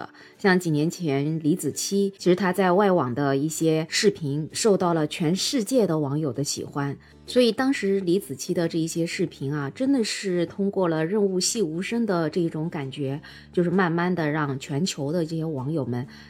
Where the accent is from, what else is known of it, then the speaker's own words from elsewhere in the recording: China; 所以你说怪不怪？我一个中国人从外国人那里学到了关于中文字的这种解释。